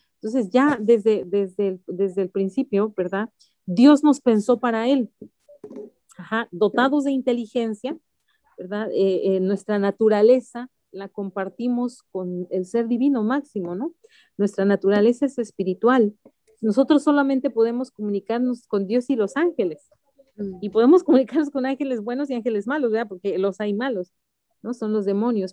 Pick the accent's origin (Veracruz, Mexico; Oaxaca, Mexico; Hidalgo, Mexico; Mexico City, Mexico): Mexico City, Mexico; Yo soy de la Ciudad de México, originaria de la Ciudad de México